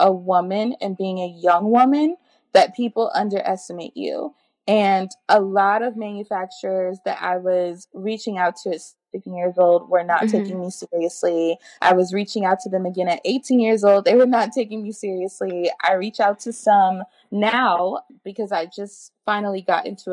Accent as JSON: {"language": "English", "town": "New Orleans", "region": "Louisiana", "country": "United States", "said": "I'm from New Orleans and New Orleans is a melting pot"}